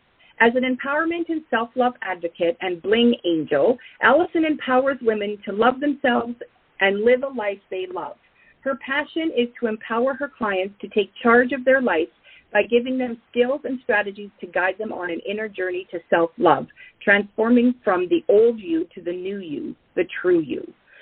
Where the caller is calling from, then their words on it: Edmonton, Alberta, Canada; So today I'm calling in from Edmonton, and we are in minus 36.